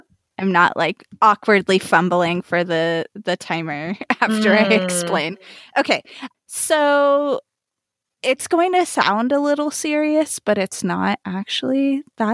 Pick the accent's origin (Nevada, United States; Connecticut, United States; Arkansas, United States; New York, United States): Nevada, United States; Las Vegas; moved away; also born or lived in New Mexico / Japan; I grew up in Las Vegas, Nevada, so not too far from Area 51